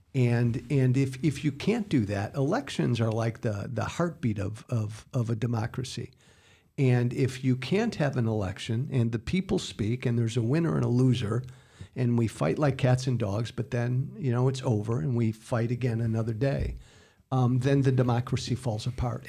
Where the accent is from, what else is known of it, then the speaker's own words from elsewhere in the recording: United States; as an American